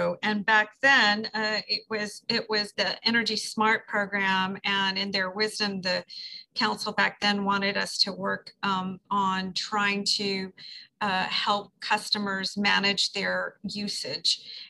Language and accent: English; Texas, United States; the first time I lived in New Orleans, I came from Texas.